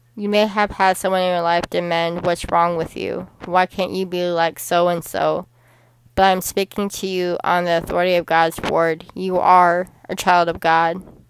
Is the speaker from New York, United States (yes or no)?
no; Chicago, Illinois, United States; the Chicago Bears were my hometown team in football because I am from Chicago, Illinois